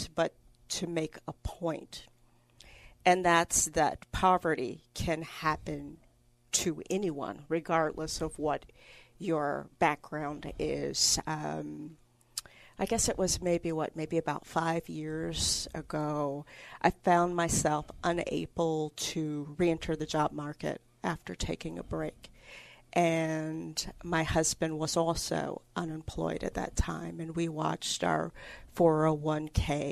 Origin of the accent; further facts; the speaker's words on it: Chicago, Illinois, United States; moved away; I grew up in Chicago